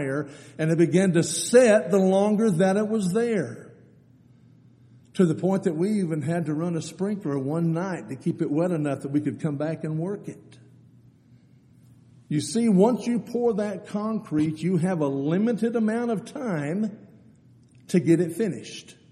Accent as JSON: {"language": "English", "town": "Eden", "region": "Texas", "country": "United States", "tie": "born or raised there", "said": "I grew up out in Eden, Texas, out between Brady and San Angelo"}